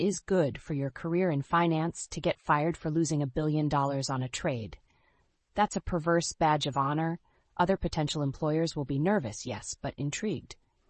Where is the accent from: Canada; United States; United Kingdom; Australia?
Canada; Unfortunately, I am a Canadian and thus forbidden from participating.